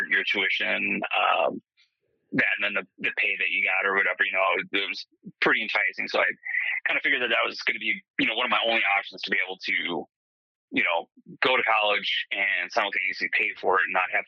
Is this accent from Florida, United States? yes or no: no; Tomah, Wisconsin, United States; I grew up in a small town in west central Wisconsin called Toma